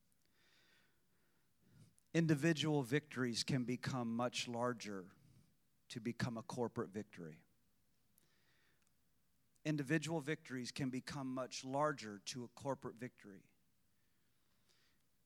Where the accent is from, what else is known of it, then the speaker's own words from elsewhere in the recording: Illinois, United States; an hour and 20 minutes north of my hometown